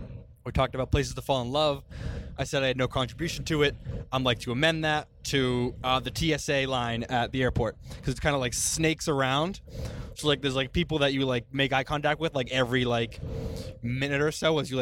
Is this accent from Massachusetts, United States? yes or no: yes; Boston, Massachusetts, United States; accent: Boston; moved away; Hopefully, this podcast will get rid of my Boston accent.